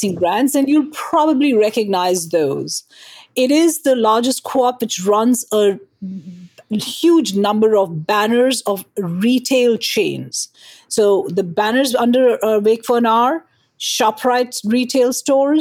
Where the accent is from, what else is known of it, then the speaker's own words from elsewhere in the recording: India; now in New Jersey, United States; I am from India originally, and continue to be Indian at heart while I'm American as a citizen.